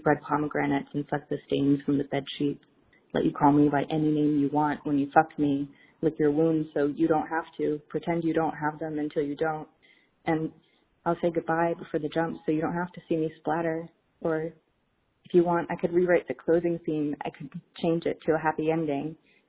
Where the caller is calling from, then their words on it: St. Petersburg, Florida, United States; I'm calling from St. Petersburg, Florida